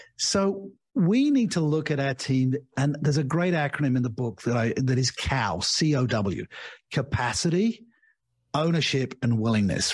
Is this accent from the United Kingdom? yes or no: yes; United Kingdom; moved away as an adult; also born or lived in Australia / Asia; now in Portugal; I'm British by birth